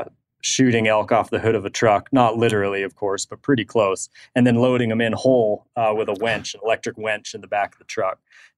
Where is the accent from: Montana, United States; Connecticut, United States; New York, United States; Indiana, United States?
Montana, United States; much closer to where I was born and raised in Northwest Montana